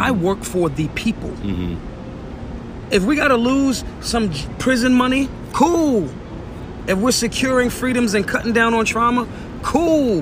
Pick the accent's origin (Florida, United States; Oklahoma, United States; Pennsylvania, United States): Pennsylvania, United States; Philadelphia; I'm from North Philly